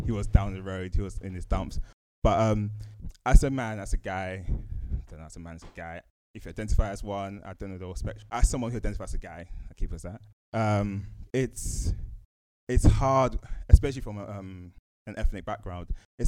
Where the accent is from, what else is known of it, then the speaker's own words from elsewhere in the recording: Woolwich, London, United Kingdom; I come from a space where I come from Woolwich, South East London.